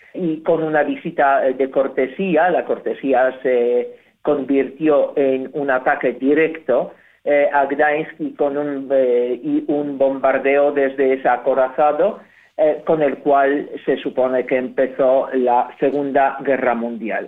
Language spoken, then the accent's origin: Spanish; Poland; Spanish is a second language